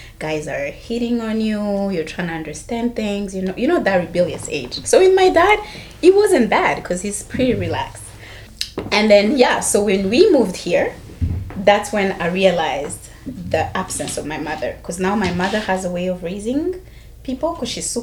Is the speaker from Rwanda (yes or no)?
yes; Rwanda; moved away as an adult; also born or lived in Ottawa, Canada / Toronto, Canada; now in Vancouver, Canada; I came from Rwanda. I'm Rwandese by nature.